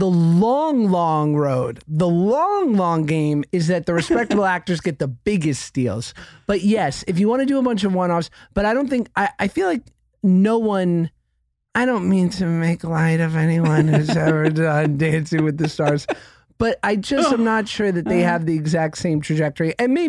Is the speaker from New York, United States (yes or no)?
yes; New York, United States; We're two Jews from New York.